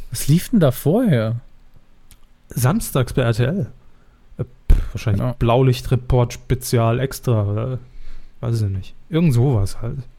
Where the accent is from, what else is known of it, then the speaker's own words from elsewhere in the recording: Saarland, Germany; wo man natürlich sofort merkt, als Saarländer